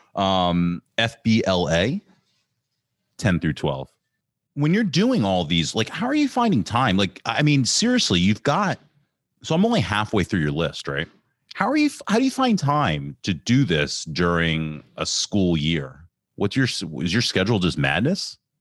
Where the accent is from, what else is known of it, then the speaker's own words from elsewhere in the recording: Ambler, Pennsylvania, United States; I grew up in Ambler